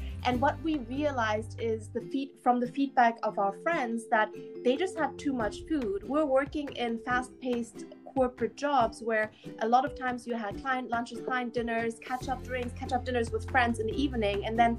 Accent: Hamburg, Germany; also born or lived in Beijing, China; So my background, I'm German-Chinese. I grew up in Hamburg in Beijing, moved to London to study philosophy and economics at the London School of Economics. That was in 2014.

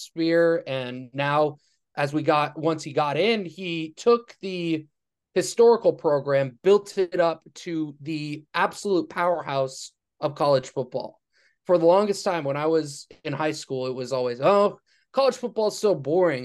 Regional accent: Los Angeles, California, United States; college football was all I knew because I grew up in Los Angeles

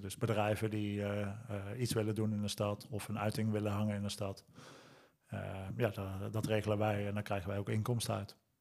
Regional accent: Lent, Gelderland, Netherlands; ik ben geboren en getogen in Lent

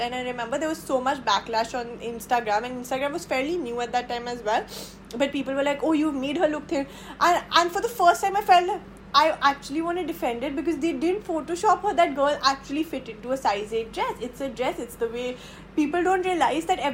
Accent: Delhi, India; growing up in Delhi

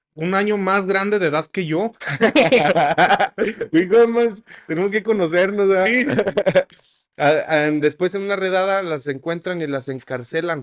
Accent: Mexico; siendo mexicano

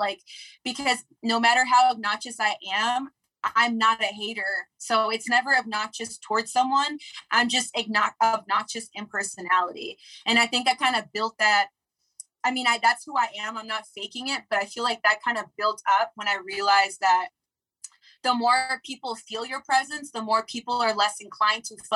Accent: Los Angeles, California, United States; also born or lived in Crenshaw / Inglewood; I grew up

